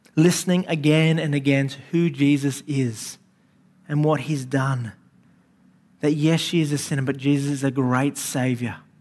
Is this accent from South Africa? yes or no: no; Sydney, New South Wales, Australia; I grew up in Western Sydney